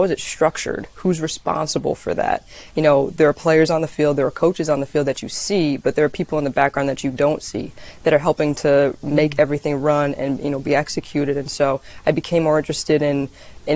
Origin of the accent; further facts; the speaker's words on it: New England, United States; So I grew up in New England